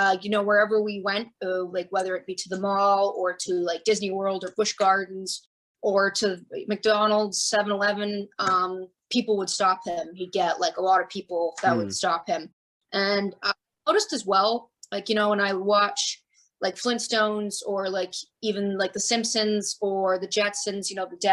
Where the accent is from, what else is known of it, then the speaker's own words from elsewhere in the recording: Calgary, Alberta, Canada; moved away as an adult; also born or lived in Tampa, Florida, United States; now in Florida, United States; I was born in Calgary. And then in 91, we moved to Florida